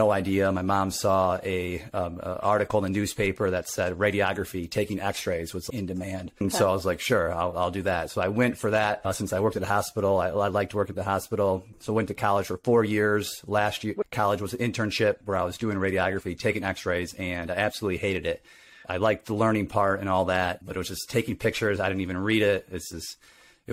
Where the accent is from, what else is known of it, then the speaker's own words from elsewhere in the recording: Grand Rapids, Michigan, United States; I was raised in Grand Rapids, Michigan